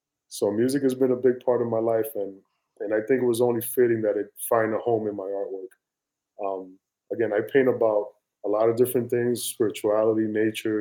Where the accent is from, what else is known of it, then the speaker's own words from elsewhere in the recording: New York City, New York, United States; I was born and raised in the South Bronx, New York